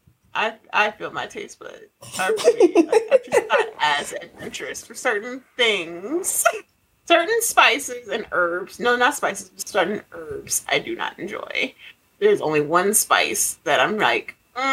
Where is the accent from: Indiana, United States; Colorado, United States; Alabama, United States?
Colorado, United States; also born or lived in Nebraska; I grew up in Colorado, which is next door to Nebraska